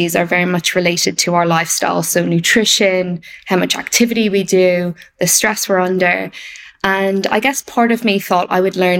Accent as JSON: {"language": "English", "country": "Ireland", "tie": "born or raised there", "also_born_or_lived": "Wales", "moved": "as an adult", "said": "I grew up in Ireland, if people can't pick up from the accent"}